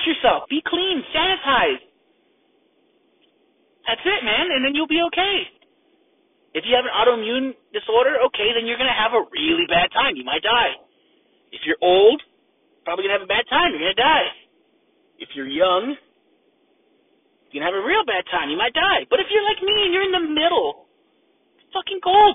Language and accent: English; United States; I'm an American